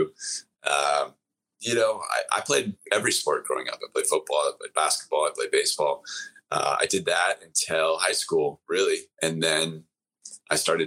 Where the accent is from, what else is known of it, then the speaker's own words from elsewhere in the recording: Wisconsin, United States; I grew up in Wisconsin.